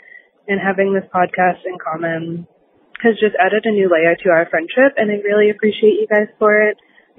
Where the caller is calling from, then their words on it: Plymouth, Massachusetts, United States; I'm calling from Plymouth, Massachusetts.